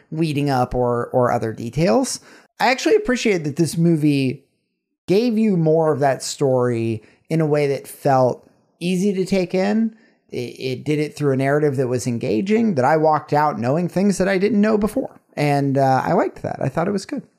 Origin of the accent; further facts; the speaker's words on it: the South, United States; growing up in the South